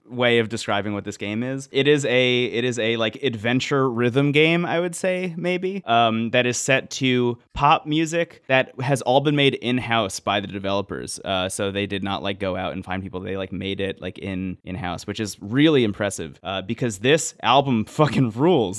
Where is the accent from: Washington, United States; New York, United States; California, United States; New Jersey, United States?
New Jersey, United States; I say New Jersey